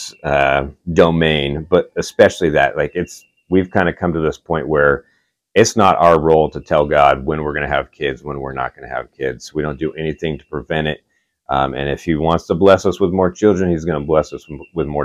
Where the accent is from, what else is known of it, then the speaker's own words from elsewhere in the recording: Oceanside, California, United States; moved away as an adult; now in Augusta, Georgia, United States; I grew up in Oceanside, which is like North San Diego County.